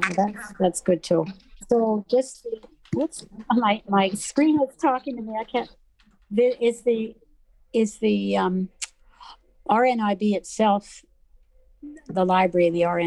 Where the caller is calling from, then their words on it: Vancouver, British Columbia, Canada; Hi. Hi. I'm from Vancouver, British Columbia, Canada.